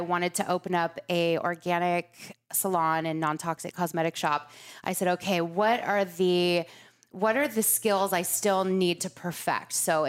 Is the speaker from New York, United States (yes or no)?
no; Laguna Beach, California, United States; moved away; I grew up in Laguna. I went to junior high there, high school. My parents are still there.